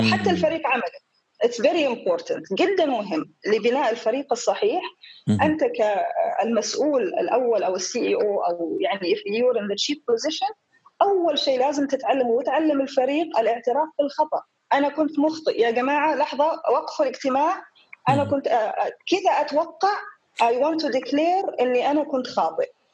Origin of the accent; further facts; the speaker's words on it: Dhofar, Oman; also born or lived in Portsmouth, United Kingdom; أنا ابنة عمان